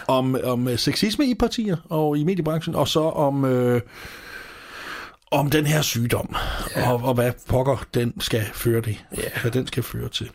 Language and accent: Danish; Stevning, Southern Denmark, Denmark; Jeg er selv fra Sønderborg. Det vil sige, det er jeg ikke, men jeg er fra Alsøen, hvor Sønderborg primært ligger. Fra Nordals, fra Nordborg. Nej, heller ikke faktisk. Fra Stævning, ikke så langt fra Gudrup